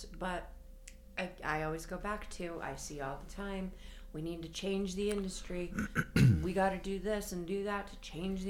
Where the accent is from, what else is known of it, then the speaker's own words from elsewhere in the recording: Colorado, United States; I'm Colorado native, but you all the time love to say I'm Scottish.